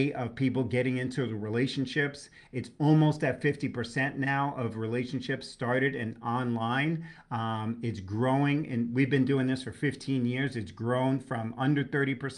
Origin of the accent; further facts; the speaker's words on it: New York, United States; I'm a New Yorker. I speak colorfully